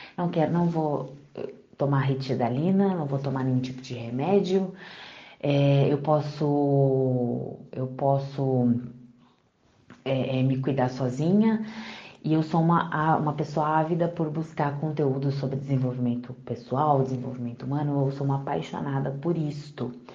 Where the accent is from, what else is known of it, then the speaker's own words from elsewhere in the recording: Congonhas, Minas Gerais, Brazil; now in Suzano, Brazil; eu nasci em Congonhas, Minas Gerais e atualmente eu moro aqui em Suzano, São Paulo